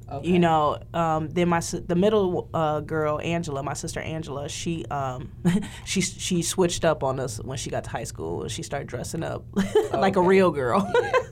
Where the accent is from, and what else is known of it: Lorain, Ohio, United States; born or raised there